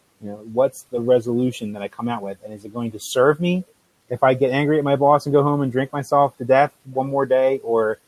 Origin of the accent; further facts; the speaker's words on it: New Jersey, United States; I'm from South Jersey, yeah. Italian.